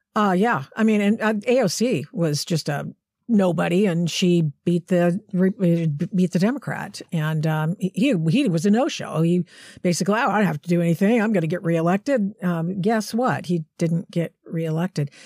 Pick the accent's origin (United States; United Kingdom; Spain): United States; Portland, Oregon; I grew up in Portland